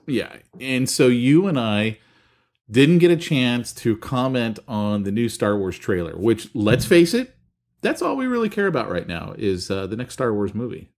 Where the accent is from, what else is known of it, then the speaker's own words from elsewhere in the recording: San Francisco, California, United States; growing up in San Francisco